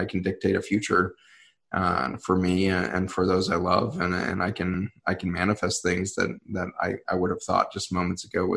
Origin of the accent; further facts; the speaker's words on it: Colorado, United States; I was growing up in Colorado, which is, a huge Hispanic, group there.